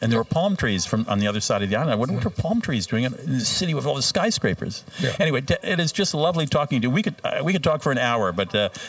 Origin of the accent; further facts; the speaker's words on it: Minnesota, United States; I come from Minnesota.